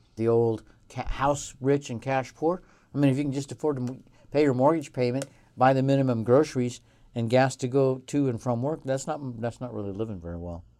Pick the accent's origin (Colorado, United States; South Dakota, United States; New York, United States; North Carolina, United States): Colorado, United States; also born or lived in Southwest US; now in Reno, United States; I'm from Colorado and I've lived all over the Southwest.